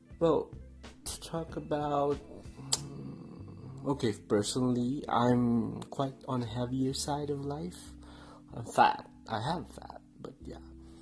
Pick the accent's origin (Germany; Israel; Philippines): Philippines; Mimaropa; moved away as an adult; now in Melbourne, Australia; I'm originally from the Philippines in Palawan, which is two years consecutive top island of the world.